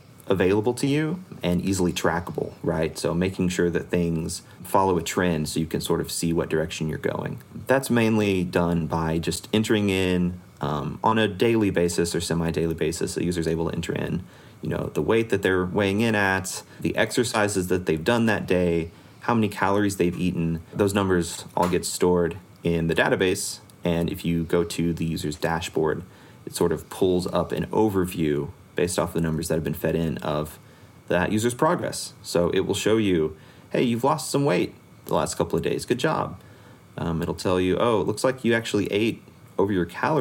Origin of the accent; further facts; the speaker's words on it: Missouri, United States; I'm actually from Missouri